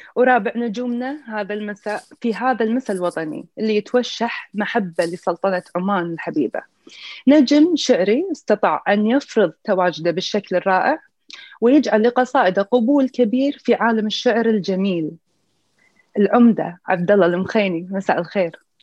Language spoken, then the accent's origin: Arabic; Kuwait; من الكويت